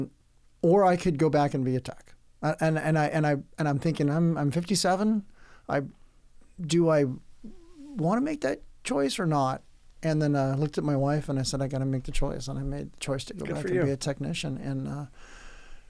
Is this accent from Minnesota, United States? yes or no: no; Oceanside, California, United States; I grew up in most of my good years in Oceanside, California, and that's just south of Camp Pendleton